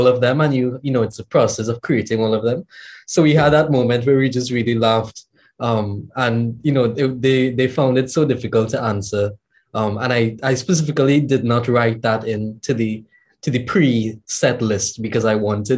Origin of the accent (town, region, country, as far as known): Trinidad & Tobago